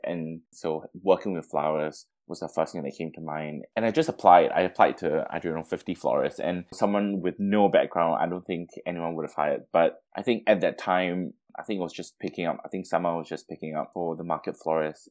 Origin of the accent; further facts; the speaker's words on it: Singapore; moved away as an adult; now in Melbourne, Australia; So I was born and raised in Singapore, and I came to Melbourne primarily to finish off my university degree in architecture.